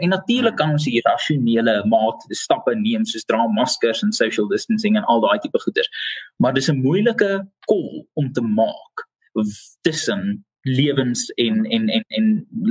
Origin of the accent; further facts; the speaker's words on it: South Africa; vir my as Suid-Afrikaner